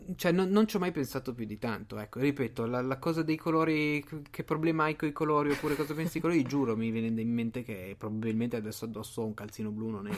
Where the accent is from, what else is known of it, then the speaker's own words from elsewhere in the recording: Liguria, Italy; sono ligure